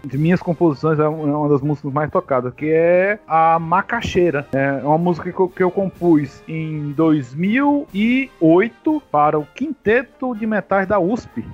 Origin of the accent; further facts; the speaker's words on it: Ceará, Brazil; aqui no Ceará a gente chama, a gente tem a macaxeira e a gente tem a mandioca